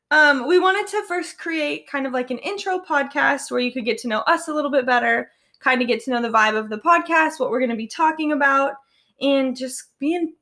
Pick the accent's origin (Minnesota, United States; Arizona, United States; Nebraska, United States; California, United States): Arizona, United States; Phoenix; for those who don't know. I'm born and raised in Phoenix.